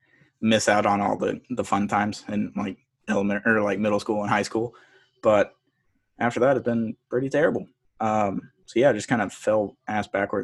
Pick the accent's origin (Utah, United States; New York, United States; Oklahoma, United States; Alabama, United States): Alabama, United States; moved away; also born or lived in Texas / Mississippi; I grew up in Alabama